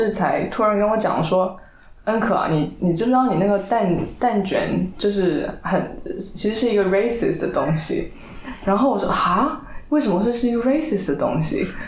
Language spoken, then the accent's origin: Chinese; China; 对，但是我身为一个中国人，我我我不会知道这个东西